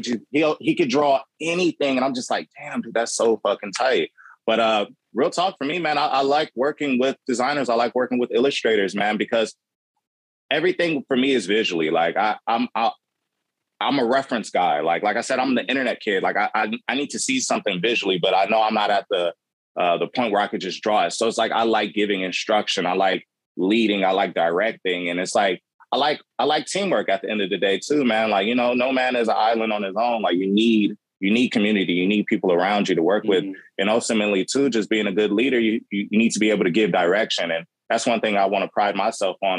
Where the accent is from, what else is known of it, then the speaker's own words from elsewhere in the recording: Los Angeles, California, United States; growing up in South Central